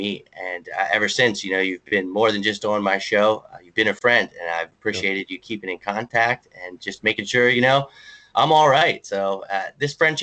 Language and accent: English; Lewisburg, Pennsylvania, United States; also born or lived in Mifflinburg, Pennsylvania / Brooklyn, New York / Florida / Philadelphia, Pennsylvania; Lewisburg, Pennsylvania, where I was born and raised